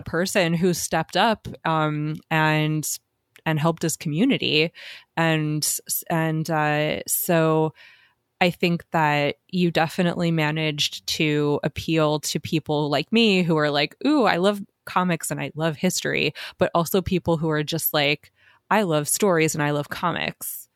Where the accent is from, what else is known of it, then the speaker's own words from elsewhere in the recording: Southwest, United States; I'm from the Southwest also